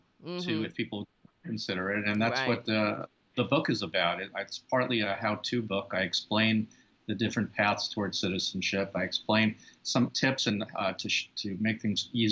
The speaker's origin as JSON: {"language": "English", "region": "New York", "country": "United States", "moved": "as an adult", "lives_now": "Canada", "said": "I'm from New York"}